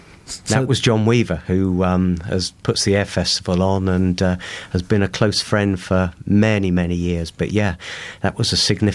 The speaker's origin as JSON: {"language": "English", "town": "Bournemouth", "region": "South West England", "country": "United Kingdom", "tie": "born or raised there", "also_born_or_lived": "Liverpool", "said": "I was born in Bournemouth in the 50s, late 50s, and really brought up."}